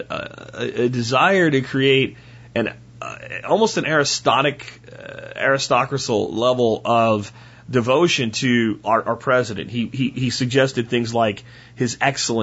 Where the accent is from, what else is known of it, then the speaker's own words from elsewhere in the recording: Texas, United States; being a Texan